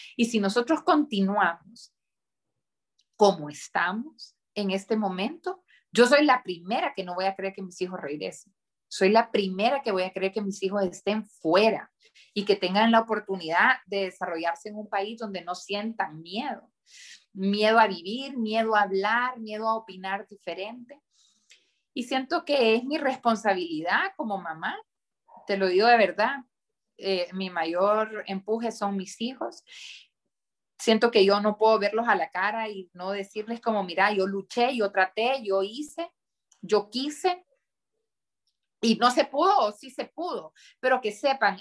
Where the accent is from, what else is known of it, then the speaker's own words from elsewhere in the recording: Honduras; nos han inculcado desde muy chiquitos vivir en Honduras, trabajar por Honduras, amar Honduras y no querer irse de Honduras